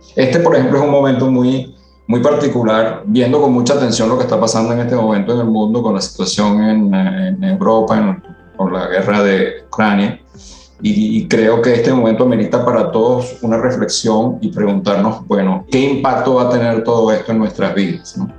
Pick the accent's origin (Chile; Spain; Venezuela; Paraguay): Venezuela; moved away as an adult; also born or lived in Italy; now in Panama; Yo efectivamente soy italiano de nacimiento, nací en Italia y llegué a Venezuela muy, muy, casi recién nacido. Y vi la mayor parte de mi vida en Venezuela.